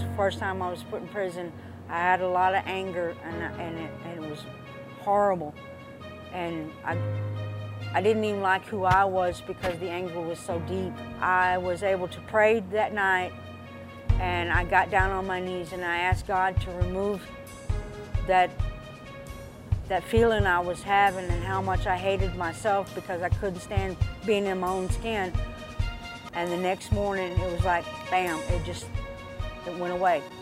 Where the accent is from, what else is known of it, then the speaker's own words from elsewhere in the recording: Dallas, Texas, United States; also born or lived in Mesquite, Texas / Paris, Texas / Garland, Texas; I grew up in Dallas, uh, as a small child in, in Mesquite. We moved from Mesquite to, uh, Paris, Texas.